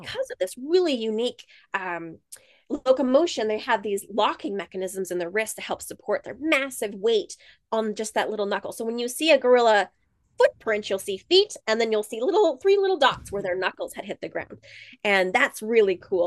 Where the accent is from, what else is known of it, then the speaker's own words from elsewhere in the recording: United States; moved away as an adult; also born or lived in South Dakota / Montana / California / Georgia; I'm originally from South Dakota and Montana. I grew up in, uh, very rural areas out in the country